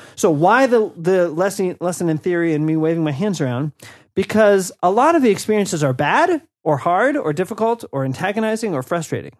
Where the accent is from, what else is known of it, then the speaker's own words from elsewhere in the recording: Washington, District of Columbia, United States; moved away as an adult; now in North Caucasus, Russia; I'm originally from Washington, D C